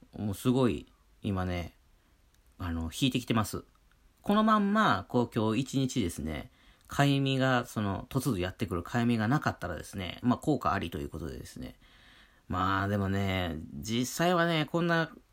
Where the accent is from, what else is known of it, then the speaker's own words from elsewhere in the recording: Wakayama, Japan; moved away; 僕、和歌山県出身なんて雪なんて触れたことない人間だったんで